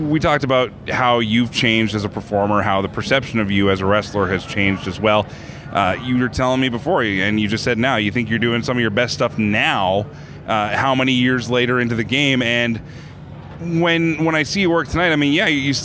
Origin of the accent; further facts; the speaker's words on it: Red Deer, Alberta, Canada; I grew up in Red Deer, just north of here